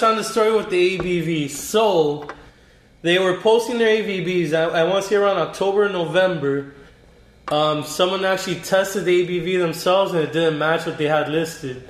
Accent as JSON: {"language": "English", "town": "Miami", "region": "Florida", "country": "United States", "tie": "born or raised there", "also_born_or_lived": "New York", "said": "I was born in New York, raised in Miami"}